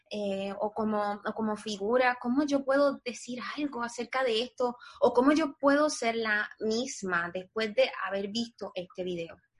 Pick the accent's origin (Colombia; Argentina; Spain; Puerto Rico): Puerto Rico; moved away as an adult; now in United States; nosotros los puertorriqueños somos parte de los Estados Unidos